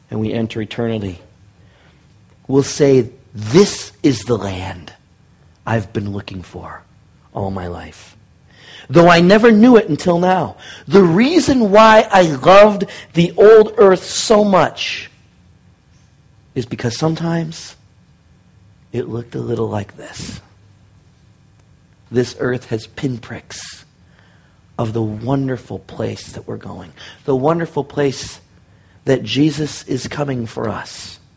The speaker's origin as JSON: {"language": "English", "town": "Detroit", "region": "Michigan", "country": "United States", "tie": "born there", "also_born_or_lived": "Cincinnati / Middle East / Seattle / Thailand", "lives_now": "Bakersfield, United States", "said": "I was born in Detroit, and we moved to Cincinnati. Then I moved back to Detroit. Then we moved to the Middle East. Then I moved to Seattle. Then I moved to Thailand. Then I moved back to Seattle. Then I moved to Tacoma. And now I live in Bakersfield."}